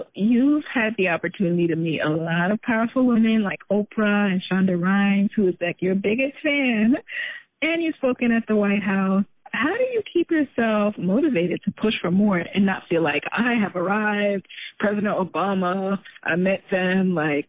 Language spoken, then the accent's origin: English; Jamaica; Because you're Nigerian, I'm Jamaican. We come from backgrounds where normal, traditional jobs is what's expected.